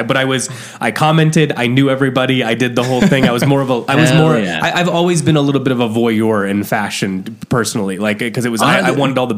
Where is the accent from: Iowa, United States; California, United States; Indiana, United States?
Indiana, United States; I'm from Indiana